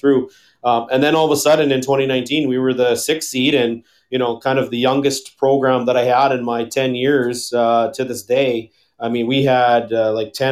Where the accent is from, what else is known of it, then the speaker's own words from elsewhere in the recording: Canada; now in Minot, United States; I'm originally from Canada